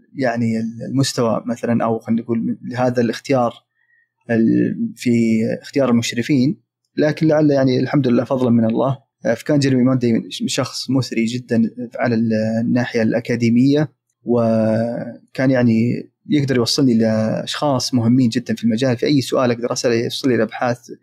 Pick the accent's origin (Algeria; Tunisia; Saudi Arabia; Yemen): Saudi Arabia; also born or lived in Manchester, United Kingdom; في التعليم عندنا في السعوديه